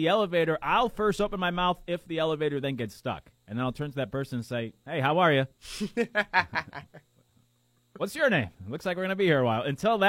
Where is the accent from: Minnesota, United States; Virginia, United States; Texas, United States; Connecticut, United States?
Connecticut, United States; moved away; I grew up in Connecticut where we have, at one time, the 2 biggest casinos.